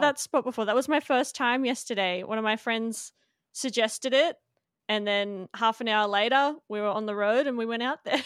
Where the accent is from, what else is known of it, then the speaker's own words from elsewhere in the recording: Melbourne, Victoria, Australia; moved away as an adult; now in Gold Coast, Australia; I grew up in Melbourne